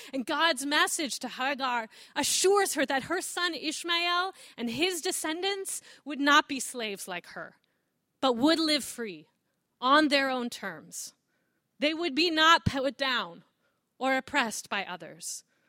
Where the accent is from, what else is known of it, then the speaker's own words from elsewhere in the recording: Southern California, United States; moved away as an adult; also born or lived in Chicago; I grew up in Southern California